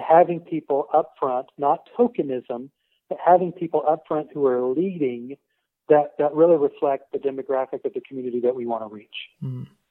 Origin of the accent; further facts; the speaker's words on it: Tulsa, Oklahoma, United States; I grew up in the Tulsa area in the '70s